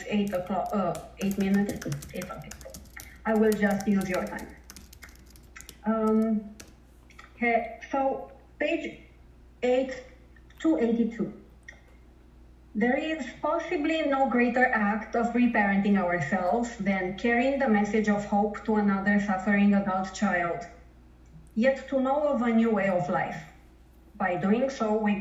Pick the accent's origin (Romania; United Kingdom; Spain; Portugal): Romania; now in Toronto, Canada; I live in Toronto, Canada, but I'm originally from Romania, and I grew up in a communist country